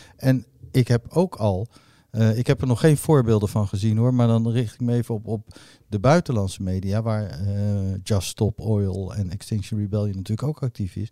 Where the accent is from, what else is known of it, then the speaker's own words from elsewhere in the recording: The Hague, South Holland, Netherlands; ik ben geboren op Scheveningen